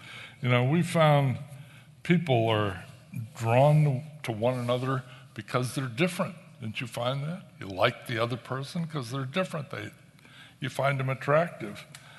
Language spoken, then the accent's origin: English; New England, United States; I grew up in New England in a church with a lot of rules and regulations and rituals